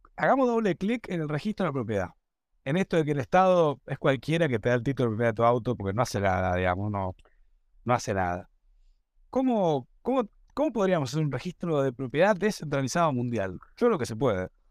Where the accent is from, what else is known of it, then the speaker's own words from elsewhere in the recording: Argentina; somos la región de Argentina